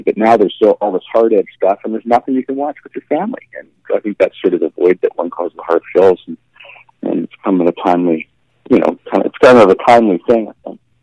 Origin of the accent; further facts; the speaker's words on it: Vancouver, British Columbia, Canada; I'm from Vancouver in Canada